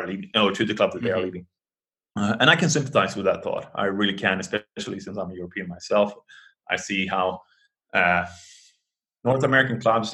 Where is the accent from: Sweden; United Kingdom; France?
Sweden; I'm from Sweden. I grew up in the 80s